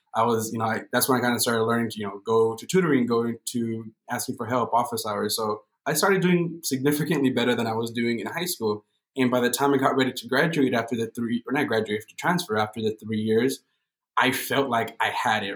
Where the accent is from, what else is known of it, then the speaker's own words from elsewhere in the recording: Montebello, California, United States; We're all born and raised in Los Angeles County. We grew up right next to in in Montebello. It's a small little town right next to East LA.